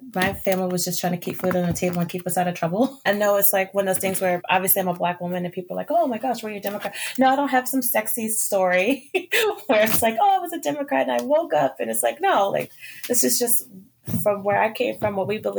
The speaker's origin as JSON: {"language": "English", "region": "Maryland", "country": "United States", "said": "So I am originally from Maryland. I'm from this small town. Well, actually, I'm from a county that's really small called Calvert County."}